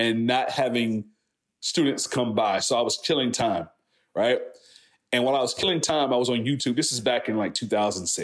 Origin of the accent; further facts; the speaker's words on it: Franklin, Virginia, United States; I'm from Southampton County, Franklin, Virginia.